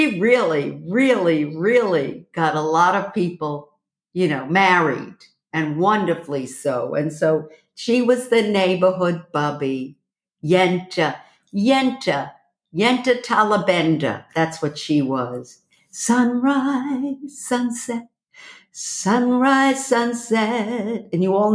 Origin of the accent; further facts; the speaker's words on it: New York City, New York, United States; I am from Brooklyn